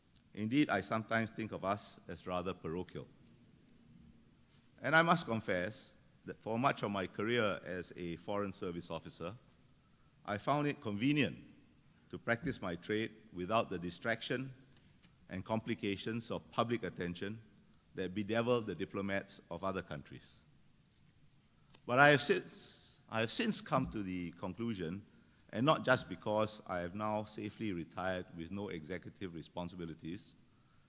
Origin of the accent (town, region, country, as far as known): Singapore